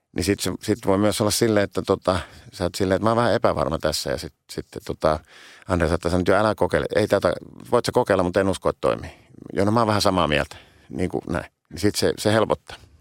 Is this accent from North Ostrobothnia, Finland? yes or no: no; Helsinki, Uusimaa, Finland; mä oon syntynyt stadi, Helsingissä